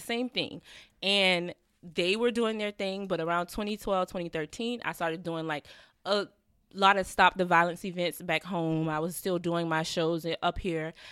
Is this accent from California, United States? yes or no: no; Savannah, Georgia, United States; moved away as an adult; also born or lived in Atlanta; now in New York, United States; it was a lot of violence going on in my hometown